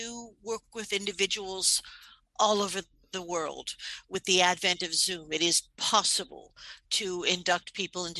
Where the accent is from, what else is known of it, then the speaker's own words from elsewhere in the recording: New York City, New York, United States; I'm from New York City